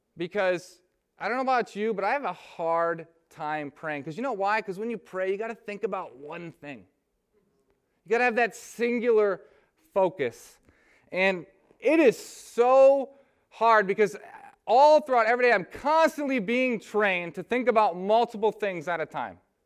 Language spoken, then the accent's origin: English; Lansing, Michigan, United States; I'm from I'm from Lansing, Michigan